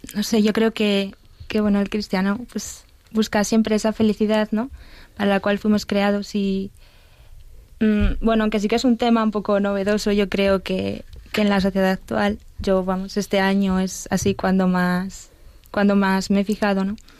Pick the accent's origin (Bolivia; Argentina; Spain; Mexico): Spain; Burgos, Castile and León; moved away as an adult; now in Madrid, Spain; Vengo de Burgos